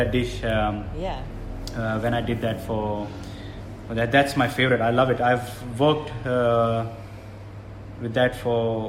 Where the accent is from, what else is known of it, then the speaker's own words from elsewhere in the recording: Australia; also born or lived in India; I was born in India, but I was brought up in Australia.